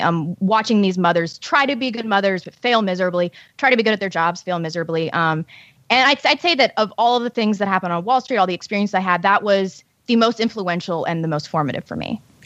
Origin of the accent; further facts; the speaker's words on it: St. Louis, Missouri, United States; Saint Louis publication, which is my hometown